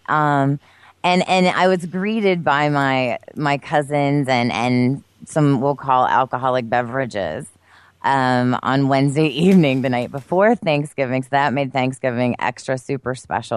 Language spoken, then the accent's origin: English; Pennsylvania, United States; moved away; in my home state of Pennsylvania, in the area in which I grew up, which I've told you is the boonies